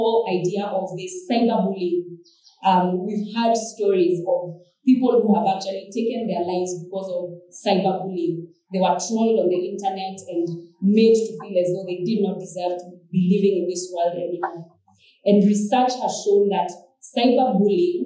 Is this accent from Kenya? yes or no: yes; Kenya; growing up in Kenya in those days when KBC was the only form of entertainment